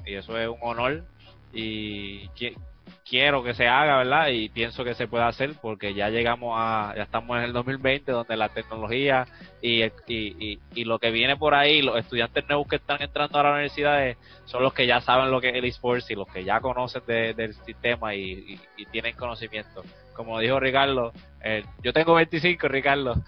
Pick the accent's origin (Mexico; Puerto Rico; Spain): Puerto Rico; somos puertorriqueños, nosotros somos bien orgullosos